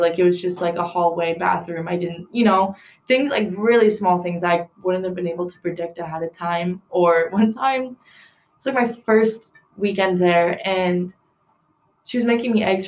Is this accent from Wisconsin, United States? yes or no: yes; Milwaukee, Wisconsin, United States; I'm from Milwaukee